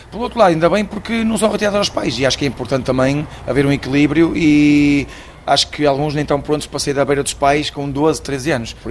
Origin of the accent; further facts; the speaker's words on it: Angola; abrir o Boost Campus Academy em Luanda, porque sou angolano, Lusitano, morei lá oito anos, tenho um carinho especial daquele povo